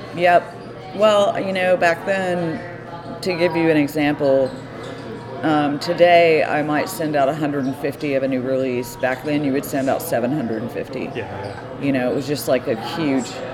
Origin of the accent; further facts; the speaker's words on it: Austin, Texas, United States; I grew up in Austin, um, surrounded by music